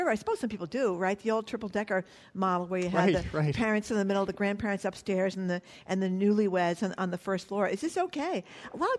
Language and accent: English; Fall River, Massachusetts, United States; my hometown of Fall River